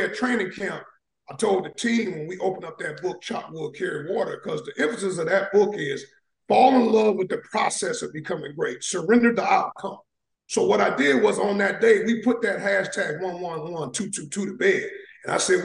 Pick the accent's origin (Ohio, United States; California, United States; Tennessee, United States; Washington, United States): Ohio, United States; Cleveland; moved away; also born or lived in Atlanta, Georgia / Savannah, Georgia; I was born and raised in Cleveland, Ohio. Then I moved to Atlanta, Georgia. I ended up going to high school in Atlanta, Georgia